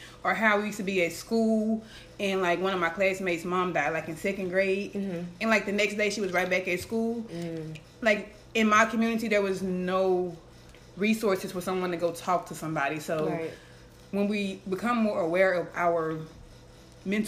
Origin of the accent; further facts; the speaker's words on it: Stamps, Arkansas, United States; I am from Stamps, Arkansas.